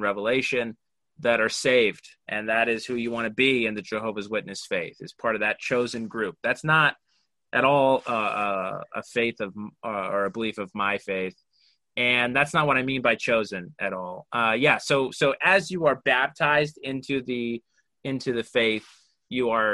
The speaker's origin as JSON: {"language": "English", "town": "Orem", "region": "Utah", "country": "United States", "tie": "born or raised there", "said": "I grew up in Orem, Utah, so like 94%, you know, very, very heavily Latter-day Saint"}